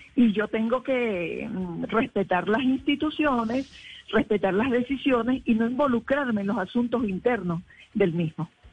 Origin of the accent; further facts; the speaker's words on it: Venezuela; now in Colombia; en Venezuela, en mi país